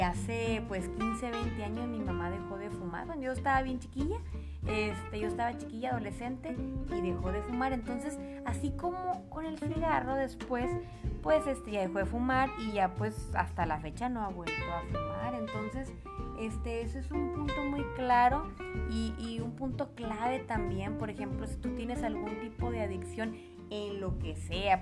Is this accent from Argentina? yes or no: no; Mexico; Como buenas mexicanas, amamos la tortilla